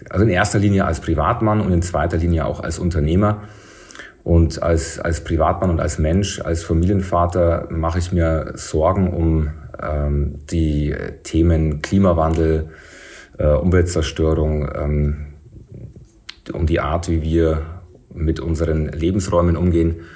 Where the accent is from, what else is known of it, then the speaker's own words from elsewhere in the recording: Regensburg, Bavaria, Germany; Als Regensburger.